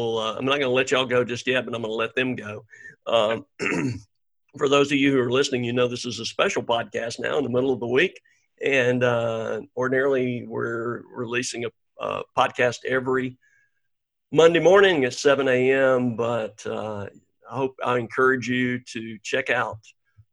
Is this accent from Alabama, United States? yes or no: yes; Birmingham, Alabama, United States; moved away as an adult; I was born there in 1959